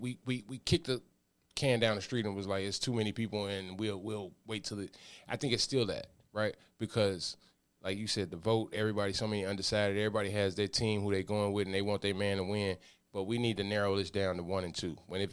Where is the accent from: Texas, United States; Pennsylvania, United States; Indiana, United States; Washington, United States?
Pennsylvania, United States; Pittsburgh; People have a fan of the Cowboys, but I'm from Pittsburgh.